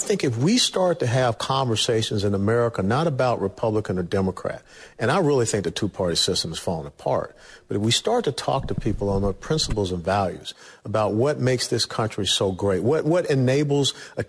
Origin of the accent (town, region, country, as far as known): Atlanta, Georgia, United States; born or raised there